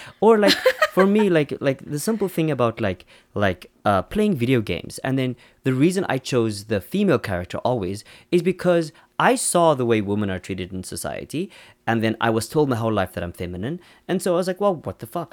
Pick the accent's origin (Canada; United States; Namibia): Namibia; also born or lived in South Africa; now in Seoul, South Korea; we're South African, Namibian, Kim is South African, I'm Namibian, I'm also South African